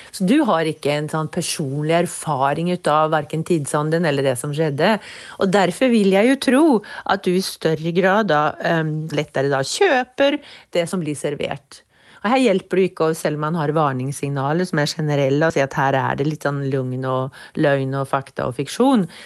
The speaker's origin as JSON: {"language": "Norwegian", "region": "England", "country": "United Kingdom", "tie": "born or raised there", "moved": "yes", "said": "jeg er oppvokst i England, så jeg har et eh, dypt forhold til dette her"}